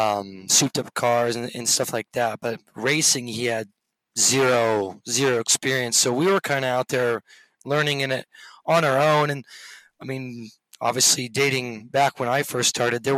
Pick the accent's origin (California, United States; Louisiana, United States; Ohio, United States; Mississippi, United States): California, United States; Sacramento; moved away as an adult; also born or lived in Europe; I grew up in the Sacramento area